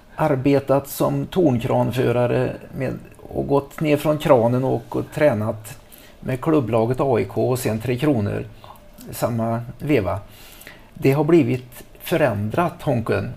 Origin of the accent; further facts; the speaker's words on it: Trollhättan, Västra Götaland, Sweden; moved away; hemma i Trollhättan